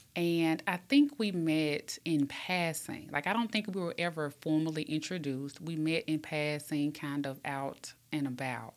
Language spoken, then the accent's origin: English; Birmingham, Alabama, United States; born and raised in Pratt City